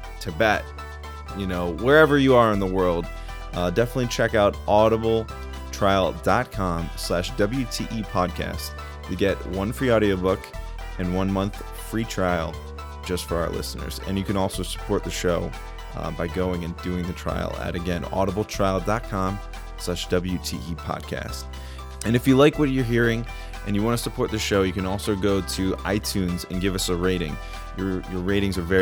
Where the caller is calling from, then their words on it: New York City, New York, United States; I'm calling in today in New York City, New York